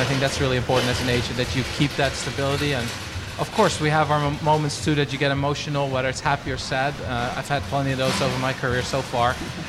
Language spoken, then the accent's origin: English; Netherlands; I was born and raised in Holland. Very loving family that I come from.